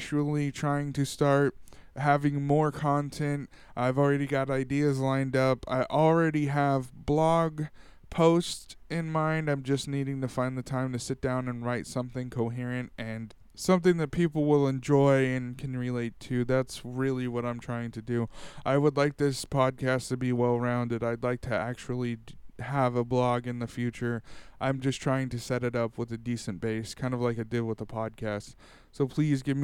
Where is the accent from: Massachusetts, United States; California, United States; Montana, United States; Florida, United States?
California, United States; Tulare; I went to a sci-fi con here in my hometown